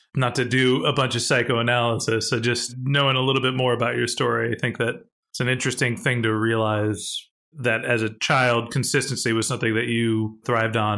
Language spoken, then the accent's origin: English; suburb south of San Francisco, California, United States; someone who grew up in my hometown